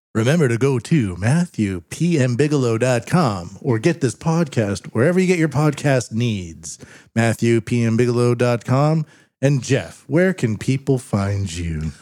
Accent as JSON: {"language": "English", "country": "Canada", "moved": "yes", "lives_now": "Japan", "said": "I'm a Canadian living in Japan"}